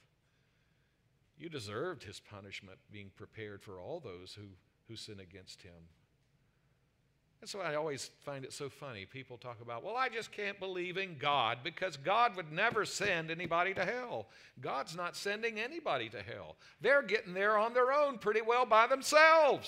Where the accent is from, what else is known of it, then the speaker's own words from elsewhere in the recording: South Carolina, United States; moved away; I'm from South Carolina